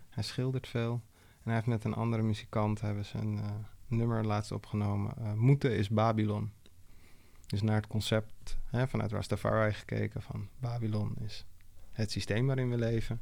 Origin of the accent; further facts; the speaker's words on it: Amsterdam, North Holland, Netherlands; de buurt waar ik ben opgegroeid, Oosterparkbuurt.